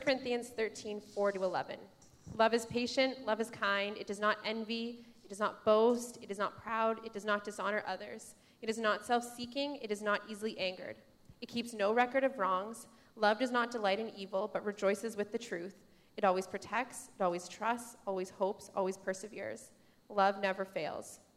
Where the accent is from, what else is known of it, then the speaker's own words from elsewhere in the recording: Saskatchewan, Canada; I'm from Saskatchewan. My family's from Saskatchewan.